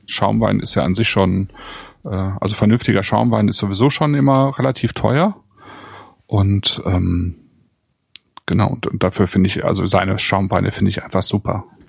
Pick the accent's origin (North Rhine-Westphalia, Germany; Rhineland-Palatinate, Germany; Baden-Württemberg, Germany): North Rhine-Westphalia, Germany; Bonn; moved away; in Bonn in mhm. sozusagen meiner alten Heimat